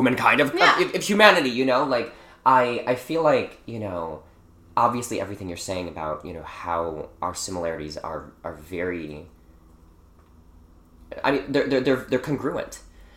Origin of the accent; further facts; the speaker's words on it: Milwaukee, Wisconsin, United States; moved away; also born or lived in Chicago; I grew up in Milwaukee, I did spend a bunch of time in Chicago as well